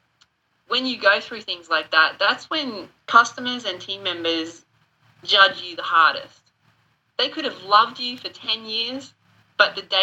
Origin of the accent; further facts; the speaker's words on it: Australia; moved away as an adult; also born or lived in United Kingdom; now in South Carolina, United States; I've dealt with a lot of natural disasters growing up in Australia, cyclones and all that kind of stuff